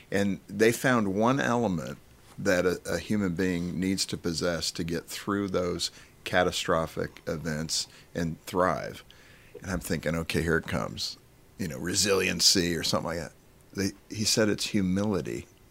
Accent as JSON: {"language": "English", "region": "Colorado", "country": "United States", "said": "I'm from Colorado"}